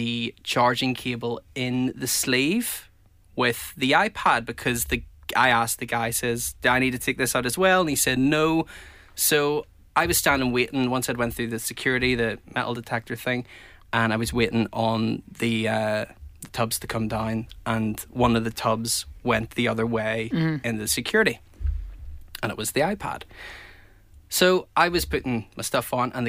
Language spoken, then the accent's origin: English; Belfast, Northern Ireland, United Kingdom